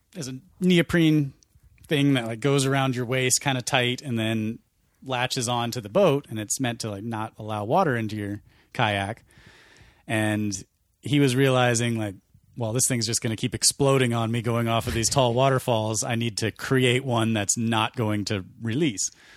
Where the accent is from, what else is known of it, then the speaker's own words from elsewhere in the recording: Montana, United States; growing up in Montana